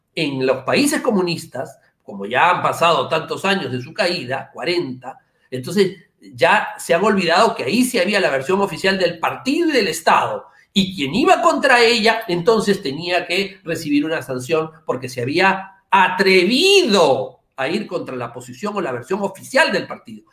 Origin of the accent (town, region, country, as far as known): Peru